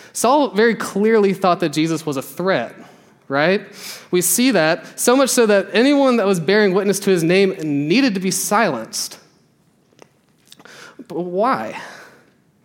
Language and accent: English; the South, United States; We grew up in the church, we grew up in the South